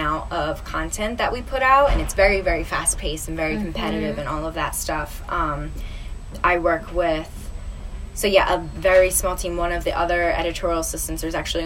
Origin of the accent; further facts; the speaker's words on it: New Jersey, United States; moved away as an adult; now in New York, United States; I'm originally from South Jersey